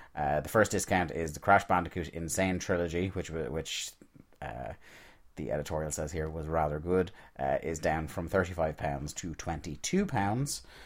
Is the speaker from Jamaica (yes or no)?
no; Ireland; being Irish